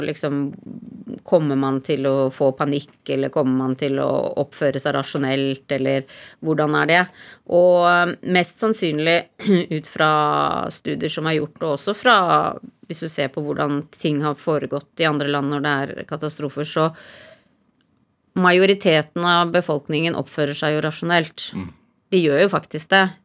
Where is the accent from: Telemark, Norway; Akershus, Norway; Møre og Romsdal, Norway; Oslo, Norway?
Oslo, Norway; Da jeg kom fra Oslo til ødemarken i Finnmark og lette etter skatter og sånn.